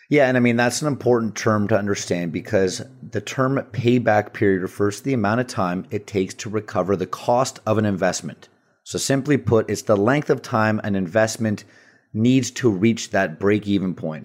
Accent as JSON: {"language": "English", "town": "Vancouver", "region": "British Columbia", "country": "Canada", "tie": "born or raised there", "said": "my hometown, Vancouver"}